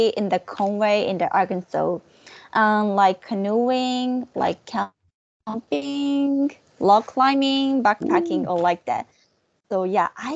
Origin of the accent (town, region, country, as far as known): Japan; English is a second language